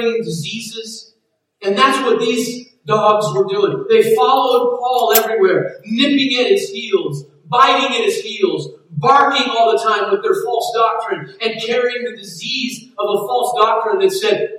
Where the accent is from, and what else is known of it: United States